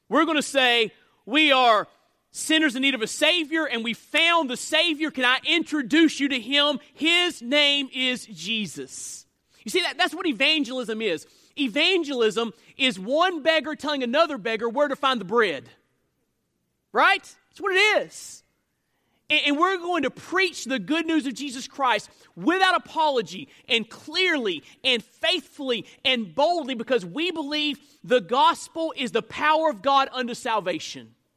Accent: United States; I'm an American citizen

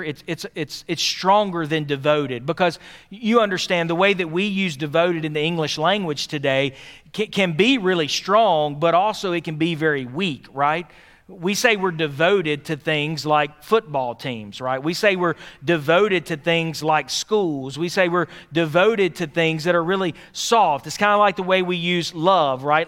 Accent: Philadelphia, Pennsylvania, United States; I grew up in Philadelphia.

